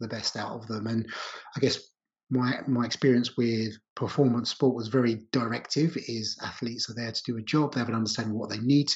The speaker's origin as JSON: {"language": "English", "area": "Essex", "region": "East of England", "country": "United Kingdom", "tie": "born or raised there", "said": "I grew up in Essex on the outskirts of London."}